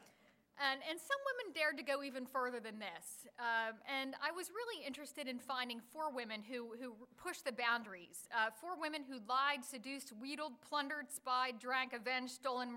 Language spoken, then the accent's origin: English; Philadelphia, Pennsylvania, United States; moved away as an adult; also born or lived in Atlanta; I was born and raised in Philadelphia, and I moved to Atlanta in 2001